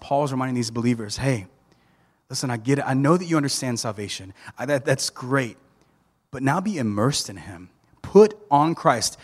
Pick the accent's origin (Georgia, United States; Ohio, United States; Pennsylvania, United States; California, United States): Georgia, United States; Thomasville; I grew up in Thomasville, Georgia